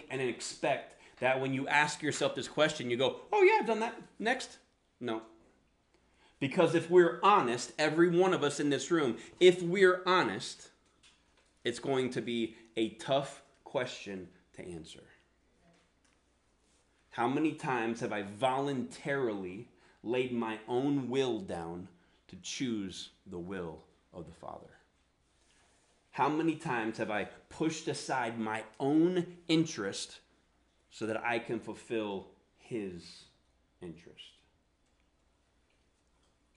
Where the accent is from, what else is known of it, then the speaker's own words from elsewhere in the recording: the South, United States; accent: Southern; I grew up in the South, so that's where the accent come from